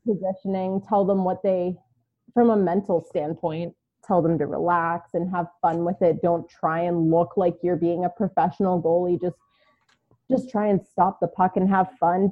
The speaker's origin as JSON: {"language": "English", "town": "Baltimore", "region": "Maryland", "country": "United States", "tie": "born or raised there", "also_born_or_lived": "New York / Houston", "moved": "yes", "lives_now": "Arizona, United States"}